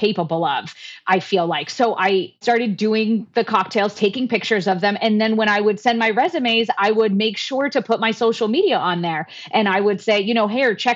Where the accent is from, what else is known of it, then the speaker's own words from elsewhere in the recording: South Florida, United States; moved away as an adult; now in Phoenix, United States; originally I am from South Florida